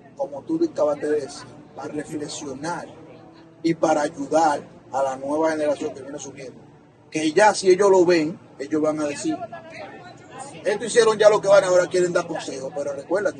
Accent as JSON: {"language": "Spanish", "country": "Dominican Republic", "also_born_or_lived": "Brooklyn, New York", "moved": "yes", "lives_now": "New Jersey, United States"}